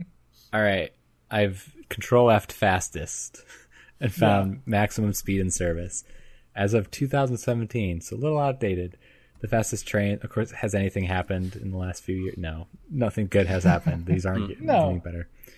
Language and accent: English; United States; as an American